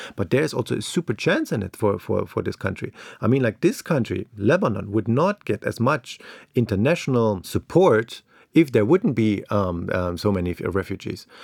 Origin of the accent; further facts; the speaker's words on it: East Germany, Germany; moved away; I grew up in East Germany.